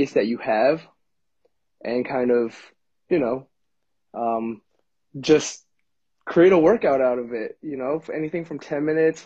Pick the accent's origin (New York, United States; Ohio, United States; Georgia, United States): New York, United States; Bethpage; born or raised there; also born or lived in Jericho, New York